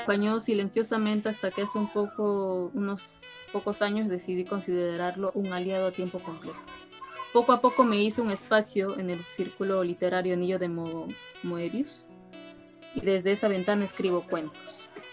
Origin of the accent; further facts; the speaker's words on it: Rioja, San Martín, Peru; riojano como yo